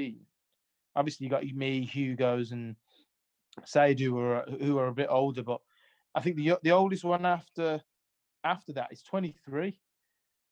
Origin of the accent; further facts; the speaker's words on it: Sutton Coldfield, West Midlands, United Kingdom; also born or lived in Jamaica; I used to live in Sutton Coldfield, which is in, which is by Birmingham